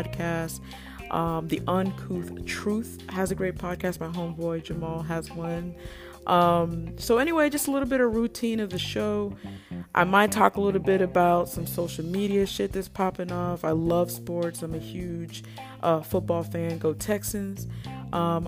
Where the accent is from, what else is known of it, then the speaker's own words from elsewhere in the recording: Nigeria; I'm Nigerian